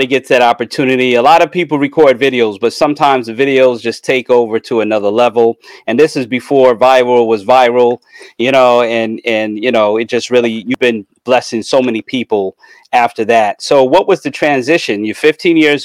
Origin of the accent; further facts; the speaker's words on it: New York, United States; me growing up in New York